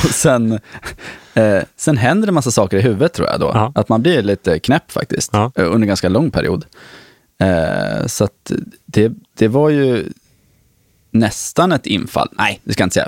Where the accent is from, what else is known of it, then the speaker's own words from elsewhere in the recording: Nyköping, Södermanland, Sweden; jag växte upp i Nyköping